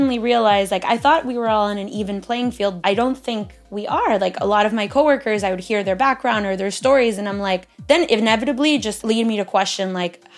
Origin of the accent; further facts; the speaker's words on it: Miami, Florida, United States; I was born in Miami, raised in Miami